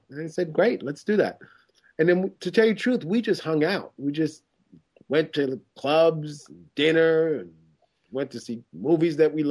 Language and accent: English; Lake Ronkonkoma, New York, United States; also born or lived in Queens; I grew up on Long Island, way out in Lake Ronkonkoma, and I was the only black kid within like 10 miles.